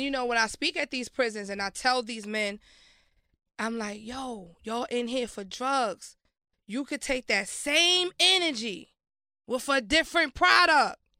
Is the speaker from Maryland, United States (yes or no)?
yes; Baltimore, Maryland, United States; also born or lived in Brooklyn, New York; I was raised in Baltimore. I went to school in Baltimore.